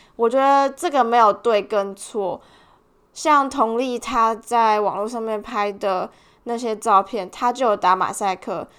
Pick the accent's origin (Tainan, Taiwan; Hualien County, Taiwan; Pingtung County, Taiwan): Tainan, Taiwan; now in Melbourne, Australia; 我们是同乡人，就是我们都是台南人